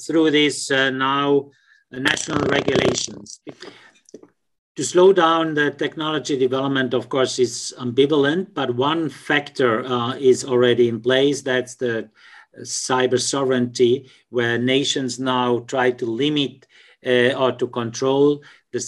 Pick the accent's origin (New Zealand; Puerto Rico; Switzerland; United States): Switzerland; I'm from Switzerland